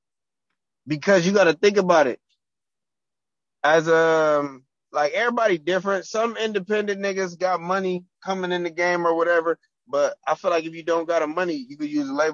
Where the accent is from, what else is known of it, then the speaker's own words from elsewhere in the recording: Compton, California, United States; I'm from Compton.